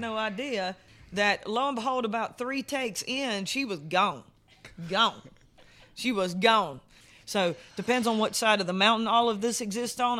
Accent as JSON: {"language": "English", "region": "South Carolina", "country": "United States", "moved": "yes", "said": "I'm from South Carolina, so we've got tons and tons of, like, urban music there"}